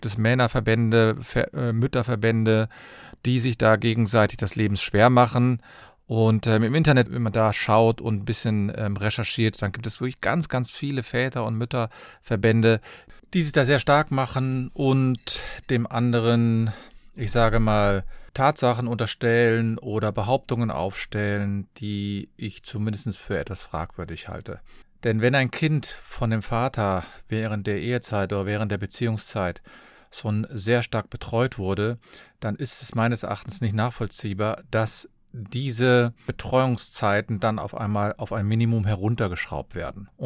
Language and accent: German; Cologne, North Rhine-Westphalia, Germany